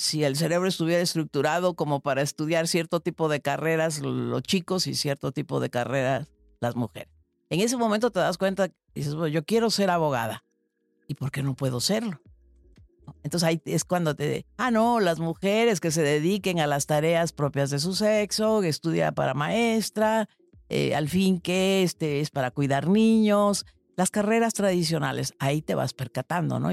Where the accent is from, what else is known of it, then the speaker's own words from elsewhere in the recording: San Andrés Tuxtla, Veracruz, Mexico; also born or lived in Xalapa, Veracruz; yo tuve el privilegio de hacer la primaria en la primera escuela activa de América Latina que fundó en San Andrés Tuxtla, Veracruz, de donde soy originaria